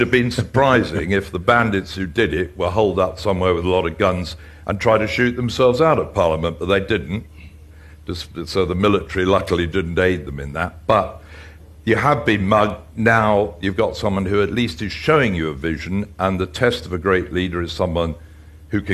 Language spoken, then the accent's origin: English; England, United Kingdom; being an Englishman who is used to an age-old democracy